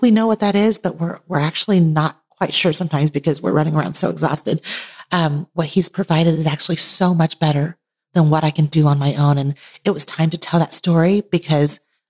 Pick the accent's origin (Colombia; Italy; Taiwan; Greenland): Taiwan; now in United States; I was born in Taiwan, immigrated to the U.S., lived between two cultures